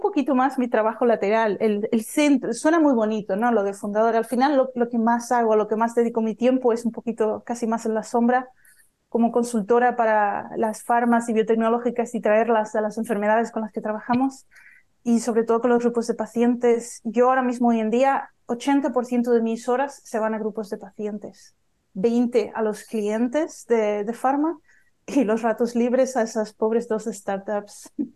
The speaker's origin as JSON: {"language": "Spanish", "area": "Tenerife", "region": "Canary Islands", "country": "Spain", "moved": "yes", "said": "yo soy española de Tenerife"}